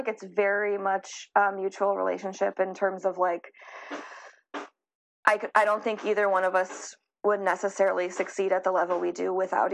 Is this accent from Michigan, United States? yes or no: no; Chicago, Illinois, United States; I'm from Chicago